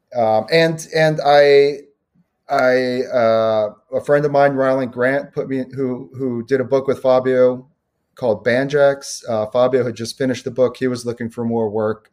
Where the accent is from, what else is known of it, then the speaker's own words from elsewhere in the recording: New York City, New York, United States; moved away; also born or lived in Chicago suburbs, Illinois; I grew up in Brooklyn